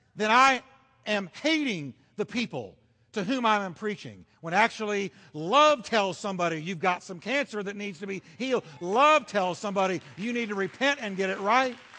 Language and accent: English; United States; as an American